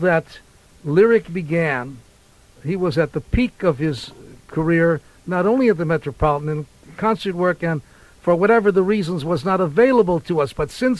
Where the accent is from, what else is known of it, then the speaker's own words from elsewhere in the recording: Chicago, Illinois, United States; It was in Douglas Park, Chicago. Yeah. In 1919, January, that I was born.